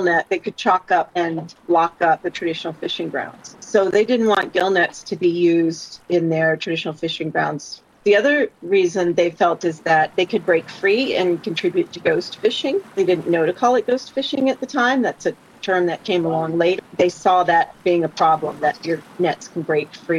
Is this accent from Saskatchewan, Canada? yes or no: no; Newfoundland and Labrador, Canada; moved away as an adult; come back home to Newfoundland, where I grew up